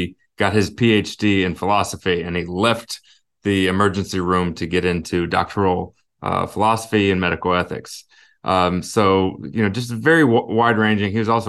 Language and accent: English; Illinois, United States; also born or lived in Alaska; And I was born in Alaska. Like I said, we moved a little bit. I ended up going through high school, mostly in the St. Louis area, the Illinois side of the Mississippi River.